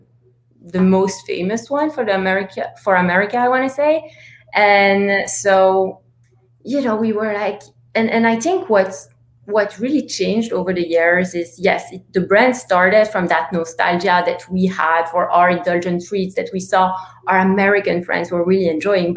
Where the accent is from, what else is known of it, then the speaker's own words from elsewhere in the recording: Antwerp, Flanders, Belgium; now in New York, United States; So I grew up in Antwerp, Belgium, and in Belgium we grew up with so many treats